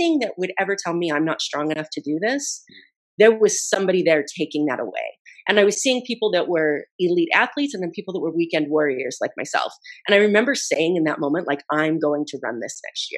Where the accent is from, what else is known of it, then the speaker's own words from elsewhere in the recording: Idaho, United States; I grew up in Idaho